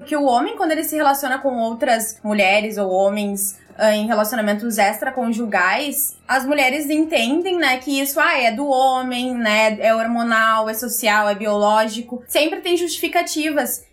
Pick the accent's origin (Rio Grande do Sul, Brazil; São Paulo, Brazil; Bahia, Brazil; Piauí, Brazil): Rio Grande do Sul, Brazil; Porto Alegre; sou de Porto Alegre